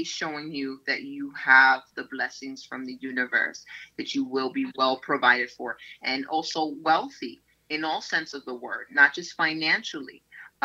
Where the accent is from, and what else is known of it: New York City, New York, United States; born or raised there